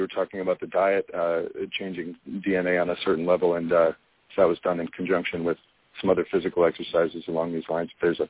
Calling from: Michigan, United States; Hi, this is … from Michigan.

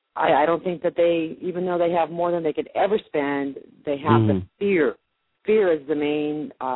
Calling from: Mason, Tennessee, United States; Mason, Tennessee.

